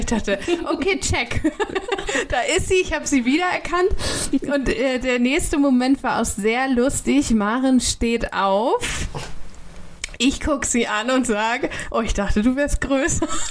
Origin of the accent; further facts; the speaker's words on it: Kiel, Schleswig-Holstein, Germany; meine Heimat